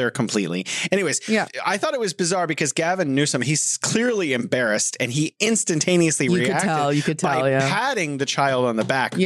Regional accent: California, United States; now in China; I am from California

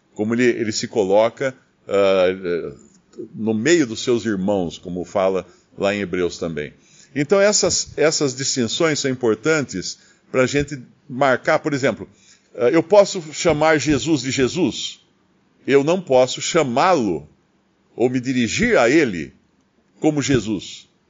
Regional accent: Brazil; eu moro no Brasil e sou brasileiro, minha naturalidade brasileira

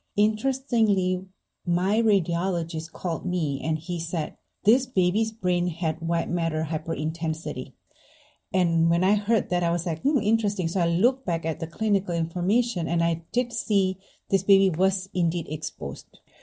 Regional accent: Indonesia; moved away as an adult; now in United States; I grew up in Indonesia

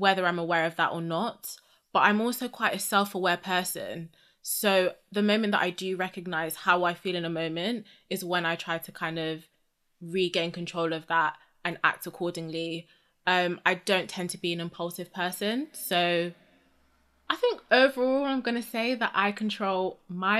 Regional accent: United Kingdom; I'm obviously British

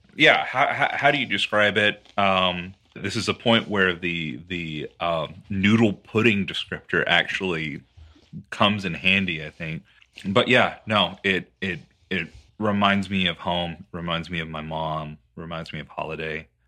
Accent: Texas, United States; as a Texan

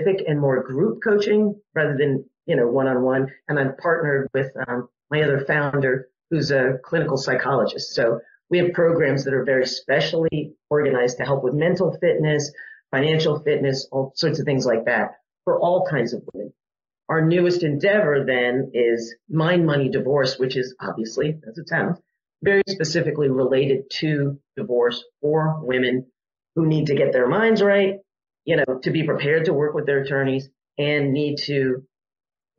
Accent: Westport, Connecticut, United States; I grew up in Connecticut in a small town called Westport.

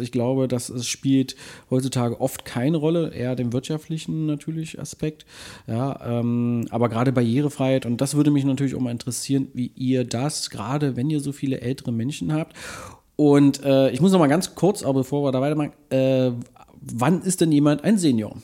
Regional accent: Magdeburg, Saxony-Anhalt, Germany; ich bin ja in Magdeburg äh, aufgewachsen

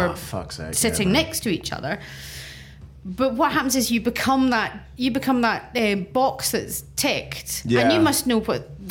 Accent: Scotland, United Kingdom; I'm the Scottish lesbian, the feisty Scottish lesbian.

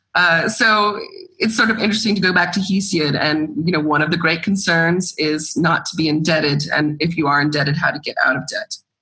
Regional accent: Georgia, United States; moved away as an adult; now in Greece; I grew up in Georgia and I I love going back and I have friends and family there and that's home also.

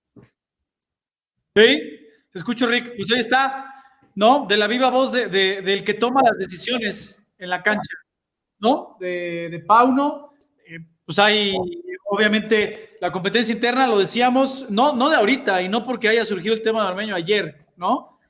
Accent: Mexico City, Mexico; yo también soy chilango

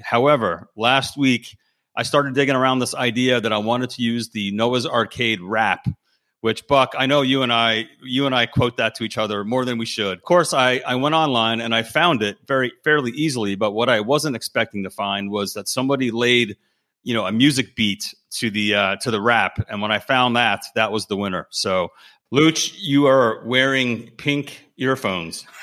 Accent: Connecticut, United States; I was from Connecticut

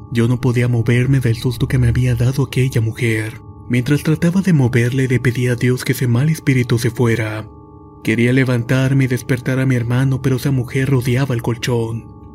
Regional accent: Buenos Aires, Argentina; soy de Argentina, provincia de Buenos Aires, y quiero contar esta historia.

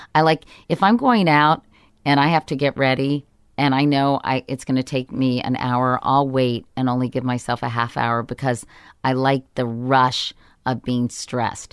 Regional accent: Arlington, Virginia, United States; I grew up in Arlington, Virginia

